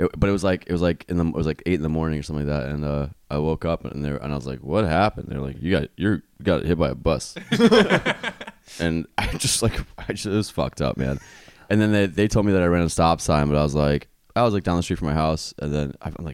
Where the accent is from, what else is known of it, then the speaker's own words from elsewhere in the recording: New York, United States; now in Houston, United States; I'm originally from New York, and I wanted to move back to New York